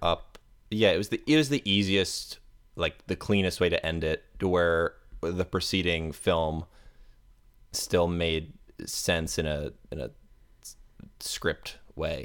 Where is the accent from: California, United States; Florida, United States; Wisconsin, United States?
Florida, United States; Tampa; I am from Tampa Bay, Florida